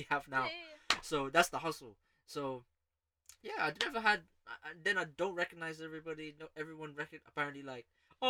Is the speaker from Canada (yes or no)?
no; United Arab Emirates; also born or lived in Philippines; But before that, I was raised in the Emirates. Remember?